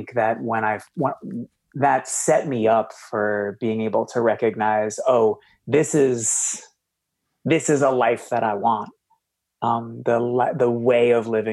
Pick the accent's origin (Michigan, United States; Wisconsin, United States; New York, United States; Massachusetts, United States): Massachusetts, United States; Boston; I grew up in Boston in like a single mom, struggled with alcoholism